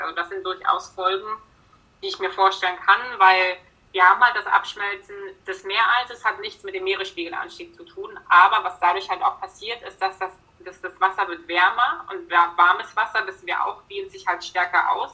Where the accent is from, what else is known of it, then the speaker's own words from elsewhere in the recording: Berlin, Germany; moved away; ich komme im Ursprung aus Berlin